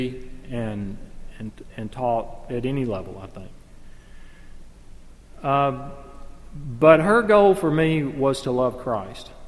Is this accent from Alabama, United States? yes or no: yes; 30 minutes from Jacksonville, Alabama, United States; moved away; it's only 30 minutes from my hometown